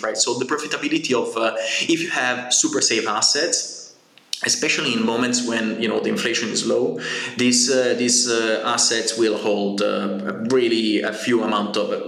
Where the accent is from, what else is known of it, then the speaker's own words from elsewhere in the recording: Genoa, Liguria, Italy; I come from Genoa